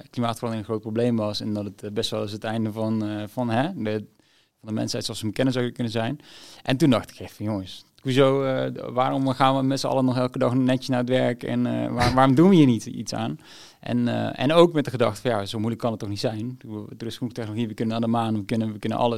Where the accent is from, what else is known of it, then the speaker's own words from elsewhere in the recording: Zimbabwe; also born or lived in Niger; Ja, geboren in Niger. na drie maanden verhuisd naar Zimbabwe. Dus goed, Niger heb ik niet gekend.